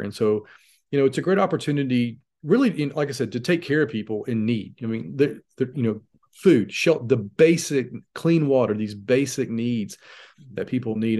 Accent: United States; as an American

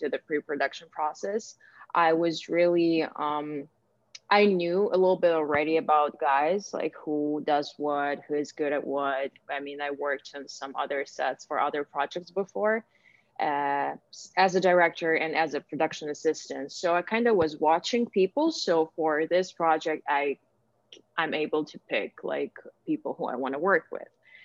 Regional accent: Ukraine; moved away as an adult; now in United States; I was born and raised in Ukraine. I moved to the United States almost 4 years ago.

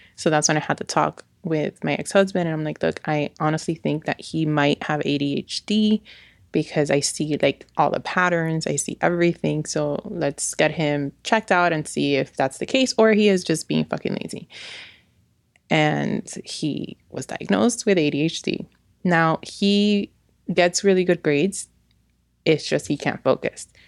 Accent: New York, United States; now in Miami, United States; I'm originally from New York.

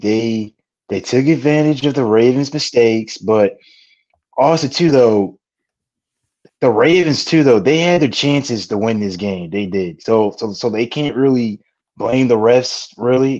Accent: Illinois, United States; I'm from Illinois

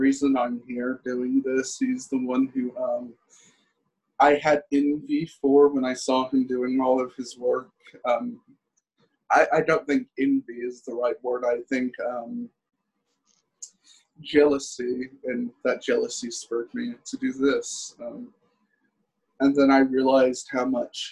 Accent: Venezuela; moved away; my homeland, Venezuela

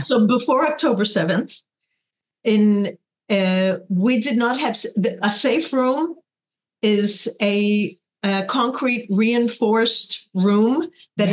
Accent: New York, United States; moved away as an adult; now in Kibbutz Nirim, Israel; I was born in the Bronx, and raised

